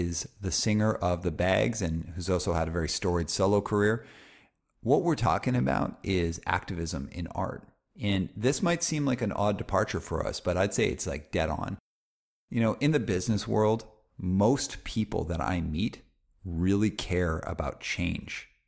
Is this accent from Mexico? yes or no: no; Calgary, Alberta, Canada; growing up in Calgary, Alberta